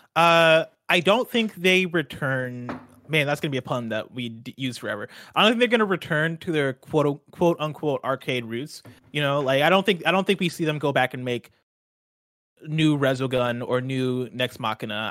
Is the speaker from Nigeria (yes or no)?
yes; Nigeria; I'm Nigerian